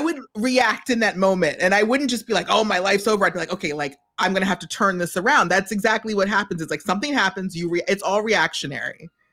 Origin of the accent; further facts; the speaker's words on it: New York, United States; I am from New York.